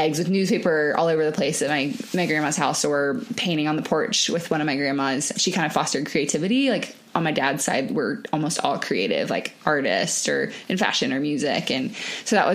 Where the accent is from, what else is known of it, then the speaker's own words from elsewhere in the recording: Charleston, South Carolina, United States; now in Denver, United States; I'm from Charleston, South Carolina